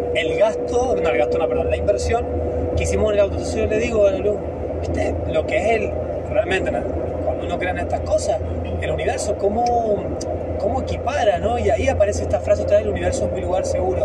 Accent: San Martín, Mendoza, Argentina; moved away; yo nací en un pueblo, en San Martín

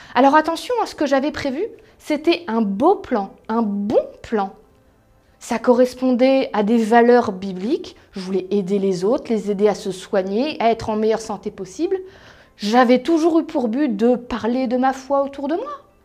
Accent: Strasbourg, Grand Est, France; moved away as an adult; now in Paris region, France; je suis alsacienne, strasbourgeoise au départ, très fière de l'être

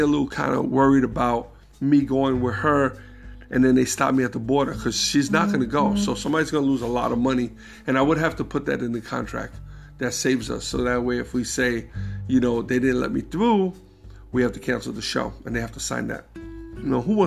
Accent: New York, United States; I'm coming from New York, 42nd Street, even the days when that shit was, like, gritty

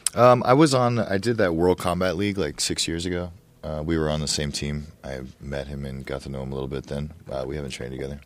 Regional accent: Ohio, United States; I used to hunt all the time when I was growing up in Ohio

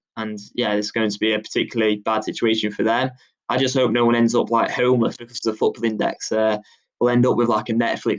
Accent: England, United Kingdom; growing up in England

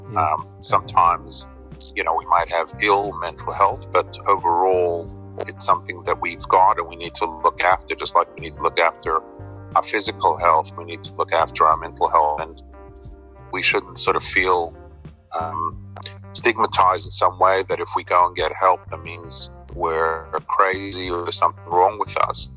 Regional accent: New York City, New York, United States; now in Sydney, Australia; I grew up in Brooklyn, in New York

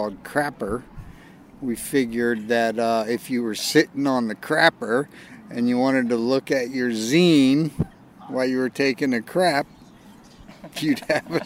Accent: Virginia, United States; I was born here in Virginia, grew up here building ramps and skateboarding

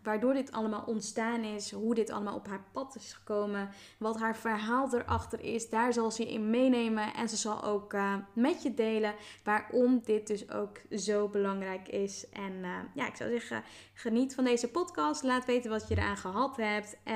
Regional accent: Zeelandic Flanders, Netherlands; Ik ben opgegroeid in Zeeuws-Vlaanderen.

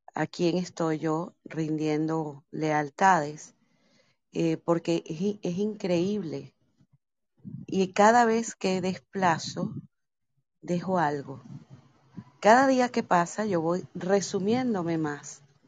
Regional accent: Venezuela; moved away; mi país de origen donde crecí

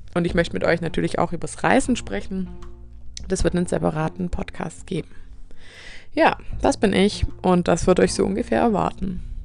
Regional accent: Swabia, Baden-Württemberg, Germany; accent: Swabian; dass mein Dialekt hier rauskommt und zu hören ist

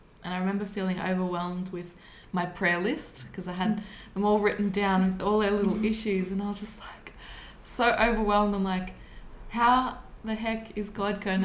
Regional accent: Warburton, Victoria, Australia; also born or lived in Melbourne; I was born in Melbourne, and when I was 3 months we moved out past Lilydale into an area near Warburton, Victoria

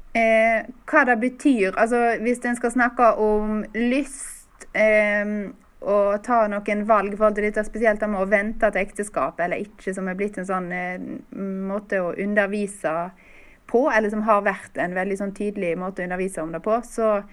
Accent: Stord, Vestland, Norway; Jeg bor nå på Stord, der jeg kommer fra

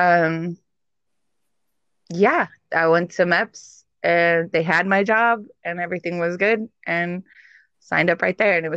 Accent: Inland Empire, California, United States; moved away as an adult; I grew up in the Inland Empire

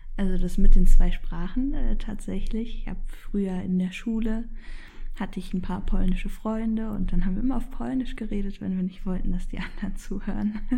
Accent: Berlin, Germany; also born or lived in Poland; ich bin hier in Berlin geboren, ähm, bin aber aufgewachsen zwischen Berlin und Polen

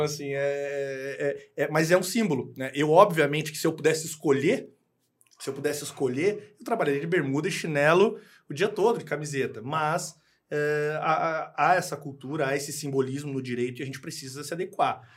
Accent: Garopaba, Santa Catarina, Brazil; also born or lived in Rio Grande do Sul; Eu fui criado em Garopaba

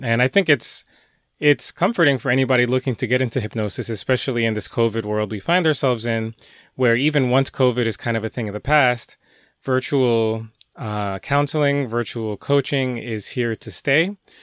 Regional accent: Elizabeth, New Jersey, United States; moved away as an adult; now in New York, United States; I grew up in Jersey for most of my life. Um, in fact, Elizabeth

